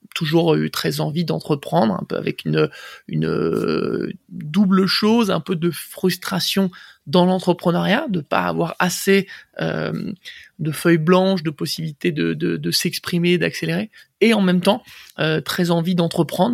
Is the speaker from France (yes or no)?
yes; Boulogne-Billancourt, Île-de-France, France; also born or lived in Paris; je suis né à Paris et grandi à Boulogne euh, quasiment toute mon, euh, toute mon enfance jusqu'à mes 20 ans à peu près